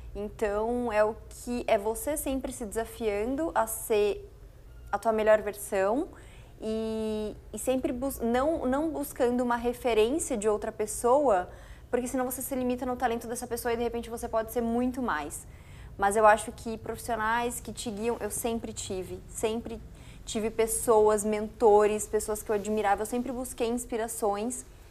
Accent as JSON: {"language": "Portuguese", "town": "Foz do Iguaçu", "region": "Paraná", "country": "Brazil", "moved": "as an adult", "lives_now": "São Paulo, Brazil", "said": "Eu sou de Foz do Iguaçu, Paraná"}